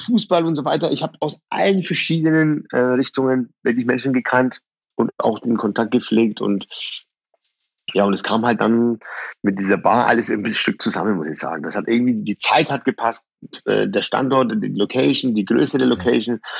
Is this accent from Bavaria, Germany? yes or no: yes; Bayreuth, Bavaria, Germany; born or raised there; German is a second language; also born or lived in Iran